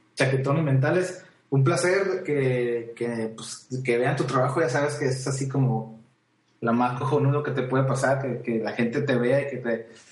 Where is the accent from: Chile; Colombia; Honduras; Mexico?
Mexico; yo soy mexicano